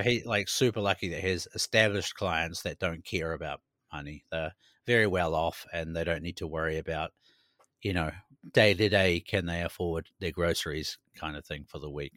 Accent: New Zealand; now in Sweden; growing up in New Zealand

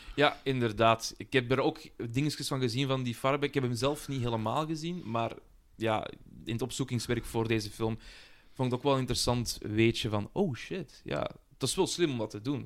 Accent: Belgium; als Belg

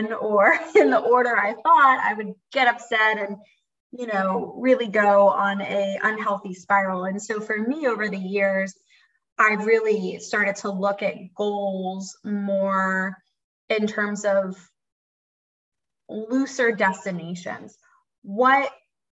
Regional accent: Philadelphia, Pennsylvania, United States; moved away as an adult; now in Raleigh, United States; I'm from Philly and I am a licensed mental health therapist

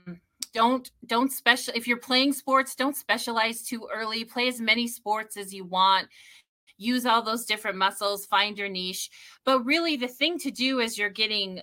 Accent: Idaho, United States; moved away as an adult; also born or lived in Utah / Chicago, Illinois; now in Sioux Falls, United States; I grew up in Idaho and went to school in small town Utah

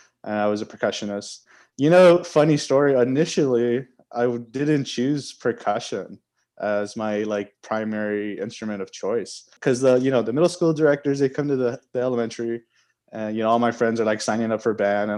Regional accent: Laredo, Texas, United States; moved away as an adult; now in Austin, United States; Originally, I'm from Laredo, Texas, and I've lived there my whole life up until this point

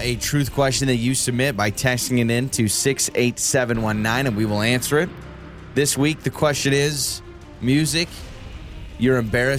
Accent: Idaho, United States; Well, I'm like, no, sorry. Born and raised Idahoan.

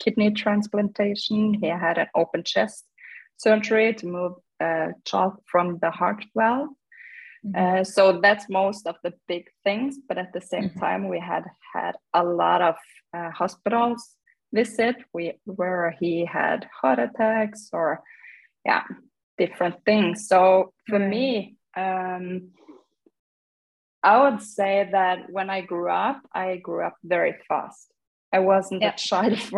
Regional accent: Norway; I grew up in Norway in a small city

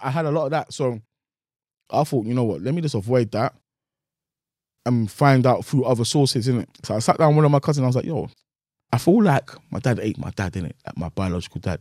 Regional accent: Nigeria; I'm from Nigeria

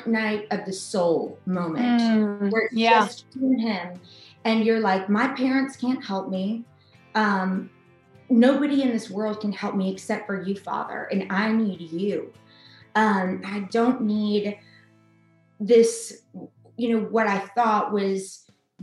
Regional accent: Atlanta, Georgia, United States; I'm from Atlanta. I'm a native Atlantan

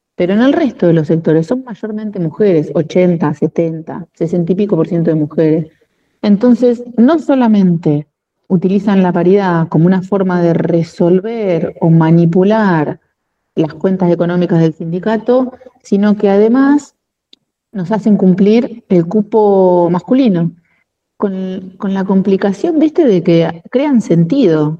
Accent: La Plata, Buenos Aires Province, Argentina; Yo nací en Capital Federal, soy porteña de nacimiento, en el barrio de Once. Mi mamá vivió un tiempo allá y nací allá y a los tres meses más o menos nos vinimos para La Plata

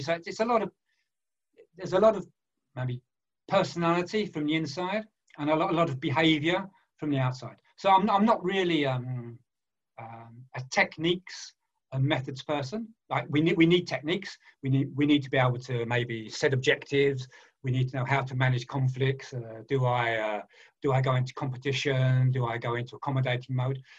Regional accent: London, United Kingdom; moved away as an adult; now in France; I was born in East End of London. I went to uh, what we call a, uh, in those days a factory fodder school

